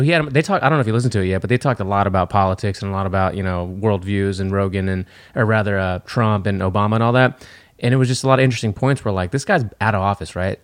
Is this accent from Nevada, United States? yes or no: no; Texas, United States; we're from Texas